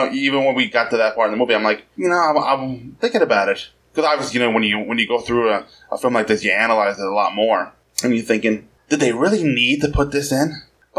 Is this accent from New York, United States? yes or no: yes; New York City, New York, United States; I'm from New York City, which is Metropolis in these films.